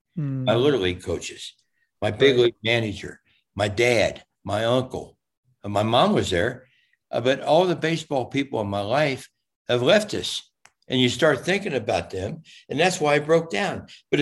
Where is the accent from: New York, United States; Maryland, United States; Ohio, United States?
Ohio, United States; Cincinnati; born or raised there; moved away as an adult; now in Fort Lauderdale, United States